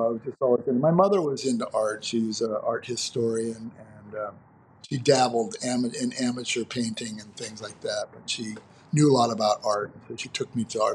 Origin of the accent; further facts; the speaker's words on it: Phoenix, Arizona, United States; growing up in Phoenix, Arizona